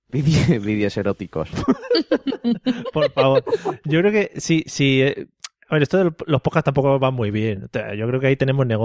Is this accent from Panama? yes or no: no; Spain; Soy española y, bueno, pues tengo que hacer y, pero también